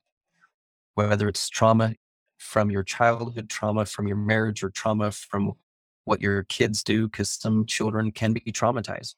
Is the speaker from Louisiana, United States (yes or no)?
no; Idaho, United States; I am from Idaho, so if I talk weird and I have poor grammar